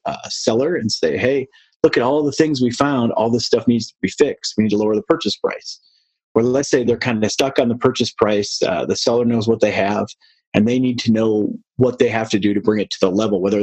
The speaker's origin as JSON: {"language": "English", "town": "Detroit", "region": "Michigan", "country": "United States", "moved": "as an adult", "lives_now": "Colorado, United States", "said": "I'm from the Midwest, the Detroit area, and found my way out to Colorado"}